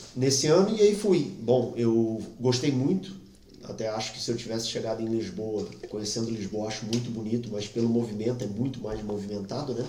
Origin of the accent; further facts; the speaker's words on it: Brazil; moved away as an adult; now in Portugal; eu sou brasileiro